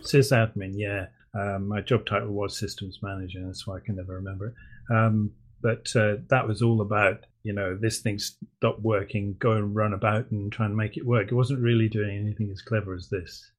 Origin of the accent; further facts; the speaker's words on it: United Kingdom; I'm I'm British